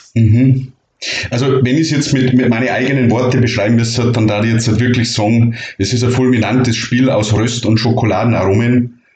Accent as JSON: {"language": "German", "region": "Bavaria", "country": "Germany", "said": "bei uns in Bayern"}